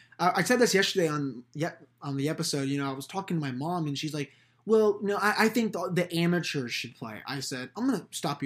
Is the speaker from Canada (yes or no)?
yes; Canada; I'm not going to root for Canada to be my home country.